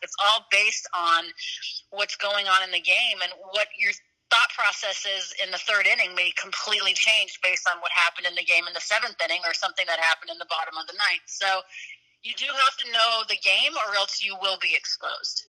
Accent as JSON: {"language": "English", "town": "Colorado Springs", "region": "Colorado", "country": "United States", "tie": "born or raised there", "also_born_or_lived": "Wichita Falls, Texas / Madison, Wisconsin", "moved": "as an adult", "said": "I grew up in Colorado Springs, Colorado. So I'm a Colorado native and lived pretty much my entire life there"}